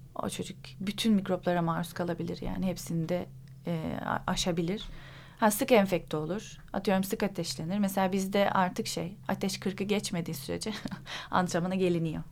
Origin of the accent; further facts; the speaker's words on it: Istanbul, Turkey; also born or lived in İzmit, Kocaeli; Sonra abimin okulu sebebiyle İstanbul'a taşındık. İzmit'te doğdum ben